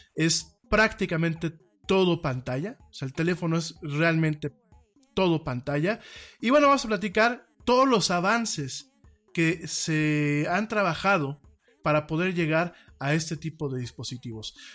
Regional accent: Mexico; Como mexicanos

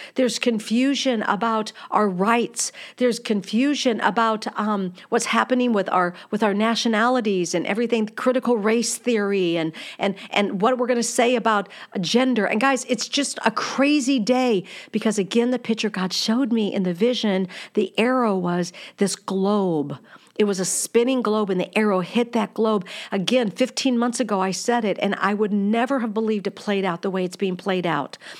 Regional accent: United States

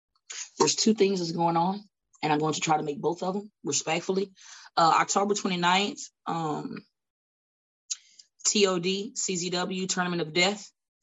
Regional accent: New York, United States; I'm from Bidaho, New York. So I do what I want.

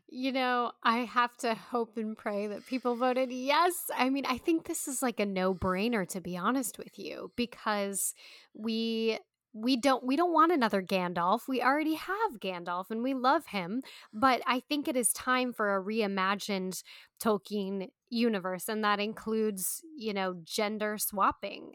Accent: United States; We're Americans

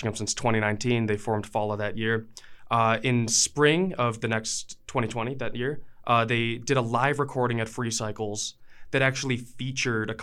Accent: Chicago, Illinois, United States; now in Missoula, United States; I'm from Chicago, so like, if you want to start a band, there's like a band on every block

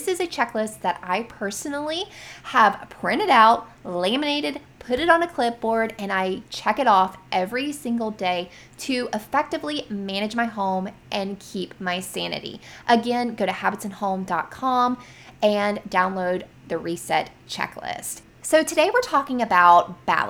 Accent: Florida, United States; living in my home state of Florida

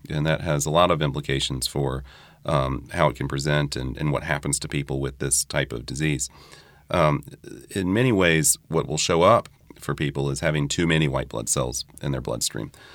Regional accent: New Orleans, Louisiana, United States; also born or lived in Durham, North Carolina; I grew up here. I earned my medical degree at L S U in New Orleans

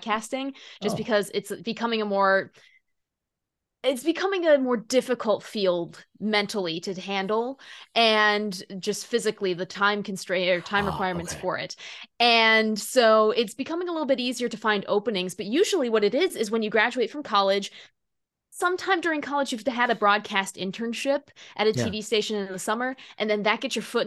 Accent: Battle Creek, Michigan, United States; I'm in Michigan. I grew up in Battle Creek

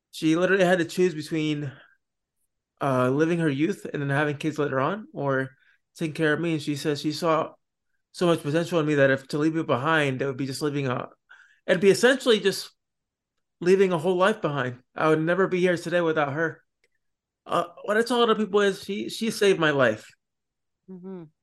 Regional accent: Florida, United States; also born or lived in Puerto Rico; I actually was born in Puerto Rico, and then I went to uh, Florida. Then I was there for a couple years until I was about eight years old.

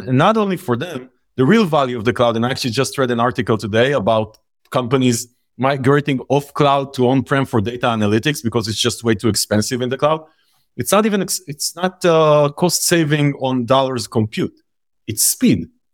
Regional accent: Israel; We grew up in Israel

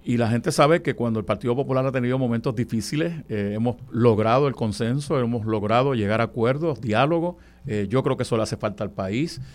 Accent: Puerto Rico; also born or lived in Comerío, Puerto Rico

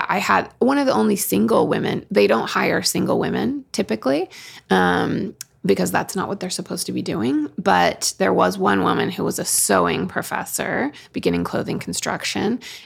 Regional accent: Oregon, United States; moved away as an adult; also born or lived in Utah; I grew up in Oregon and because my parents are converts

